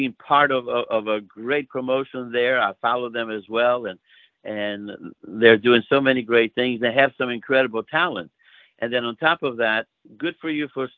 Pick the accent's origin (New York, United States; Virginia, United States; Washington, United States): Virginia, United States; Hampton; accent: Greek; also born or lived in Greece; So I came to America when I was 10, and I moved to Hampton because that's where my father had bought a house when he came before us and was working in Hampton at the brass shop. And so I grew up in Hampton